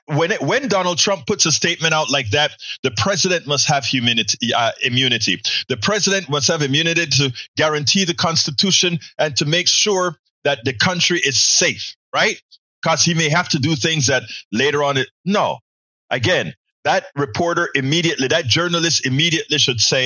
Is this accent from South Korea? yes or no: no; Coco Solo, Colón, Panama; Exactly same hospital that I was born in Panama.